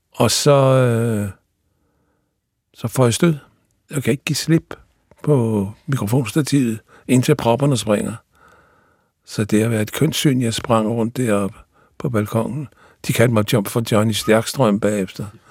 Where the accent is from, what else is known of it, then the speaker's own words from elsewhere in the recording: Odense, Southern Denmark, Denmark; i Odense, hvor jeg kommer fra